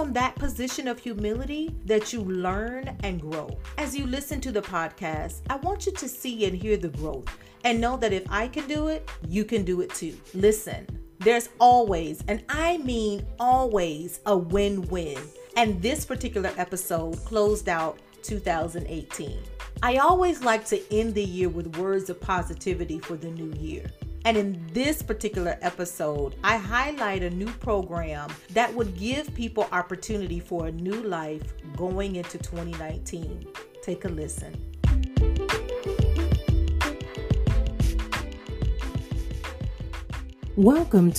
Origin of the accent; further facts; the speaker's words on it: Florida, United States; my home state of Florida